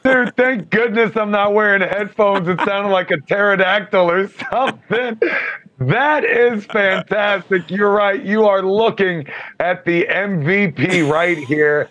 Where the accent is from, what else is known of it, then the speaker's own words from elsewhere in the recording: Alexandria, Virginia, United States; I grew up in Alexandria, Virginia